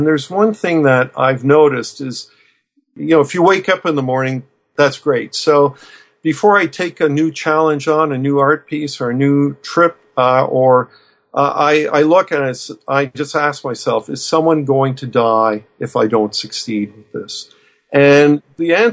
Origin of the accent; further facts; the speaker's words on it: Fredericton, New Brunswick, Canada; my hometown of Fredericton, New Brunswick